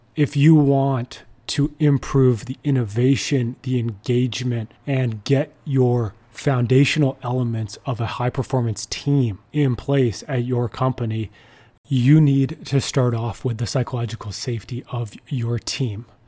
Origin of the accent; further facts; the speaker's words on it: Ottawa, Ontario, Canada; I grew up in Ottawa, so I, I was a Sens fan